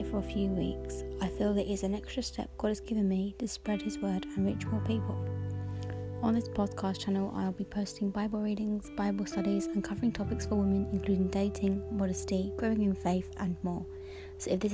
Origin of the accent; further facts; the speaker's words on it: Hertfordshire, East of England, United Kingdom; I'm 25 from the Hertfordshire area, not too far from London.